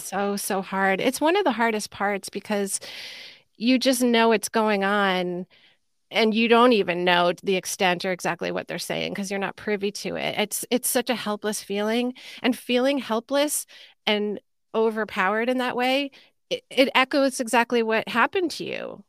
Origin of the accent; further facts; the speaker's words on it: Sleepy Hollow, New York, United States; I grew up in Sleepy Hollow, New York, at the time, it was called North Tarrytown, a suburb of New York City